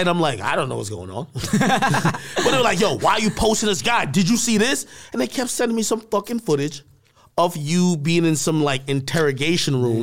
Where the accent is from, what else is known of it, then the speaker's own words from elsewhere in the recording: New Jersey, United States; also born or lived in Jamaica; I grew up in Jersey as well, you know, I came from Jamaica, I moved over here, um, like right around middle school or whatever, into high school.